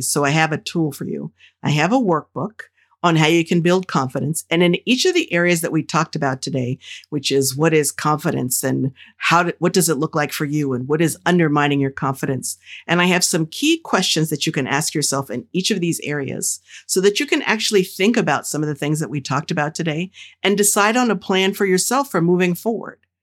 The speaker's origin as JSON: {"language": "English", "region": "New Jersey", "country": "United States", "tie": "born or raised there", "said": "the folks who I grew up with in Jersey"}